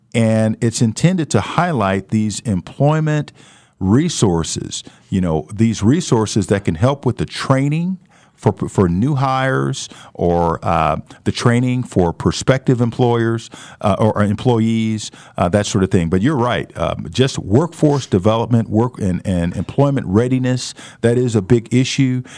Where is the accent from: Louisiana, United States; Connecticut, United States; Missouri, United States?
Missouri, United States; St. Louis; now in Wichita, United States; I grew up in St. Louis